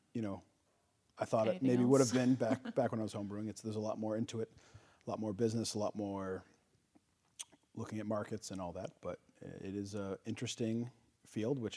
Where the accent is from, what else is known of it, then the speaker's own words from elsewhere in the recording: Easton, United States; I'm also born and raised in Easton, so it was very close to my hometown, because it was my hometown